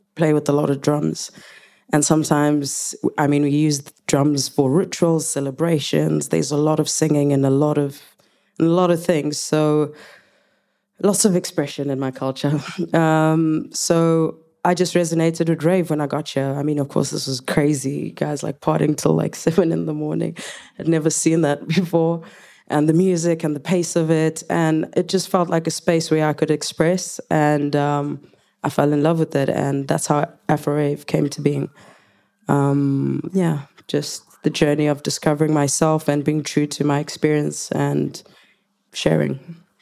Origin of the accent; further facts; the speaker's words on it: South Africa; English is a second language; moved away as an adult; now in United Kingdom; I can speak English, but I'm not English. I'm a Zulu woman